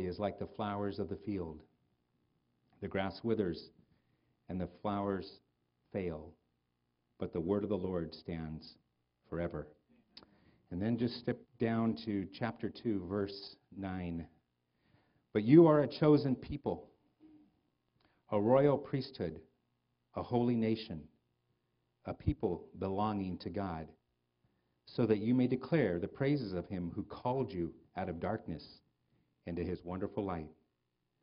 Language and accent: English; United States; I'm an American